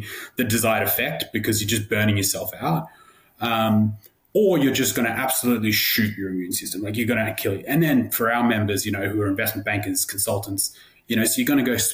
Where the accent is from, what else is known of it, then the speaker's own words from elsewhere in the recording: Australia; moved away as an adult; now in New York, United States; being an Australian